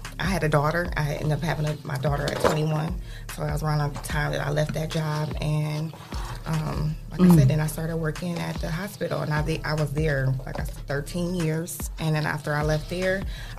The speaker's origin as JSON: {"language": "English", "town": "Toledo", "region": "Ohio", "country": "United States", "tie": "born or raised there", "said": "Grew up in Toledo."}